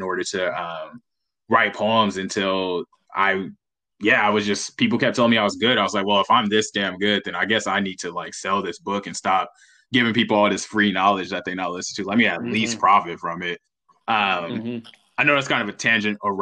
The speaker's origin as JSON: {"language": "English", "town": "Los Angeles", "region": "California", "country": "United States", "tie": "born or raised there", "said": "I grew up in Los Angeles, California."}